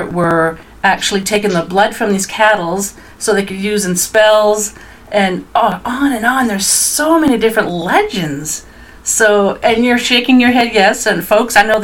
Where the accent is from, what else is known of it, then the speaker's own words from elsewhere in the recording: Dieppe, New Brunswick, Canada; I'm originally from Dieppe, which is just outside of Moncton, New Brunswick